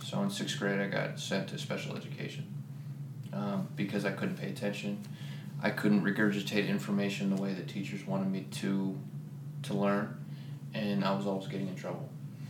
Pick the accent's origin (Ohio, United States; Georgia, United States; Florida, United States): Ohio, United States; Columbus; moved away as an adult; started for me in Columbus, Ohio. So I'm originally from Ohio.